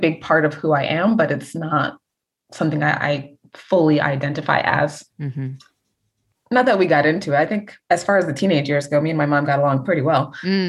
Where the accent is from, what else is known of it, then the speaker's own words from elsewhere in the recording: United States; as I got older, I was like, but mom, I'm not Jamaican. Like, Jamaican is the culture, but, like, I consider myself a Black American woman and not a Jamaican woman.